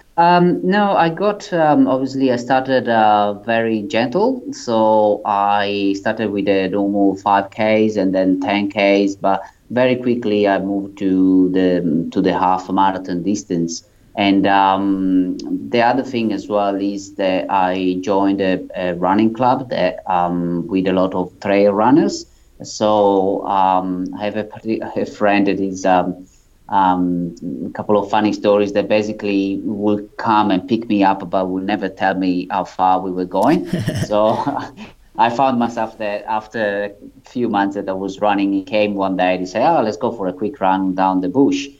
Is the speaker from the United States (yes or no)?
no; Italy; moved away as an adult; now in Sydney, Australia; as you can probably tell from my accent, I'm um, I'm not um, from Australia. I'm originally from Italy, and I moved to Australia in 2008